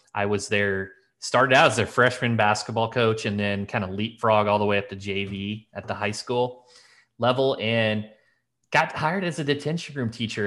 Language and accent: English; Elkville, Illinois, United States; I grew up in this little town. It was, geez, Elkville, Illinois